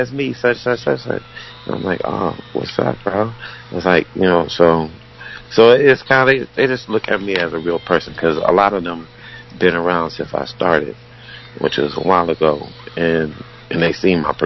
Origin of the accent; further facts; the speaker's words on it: Southern California, United States; now in Las Vegas, United States; I'm originally from Cali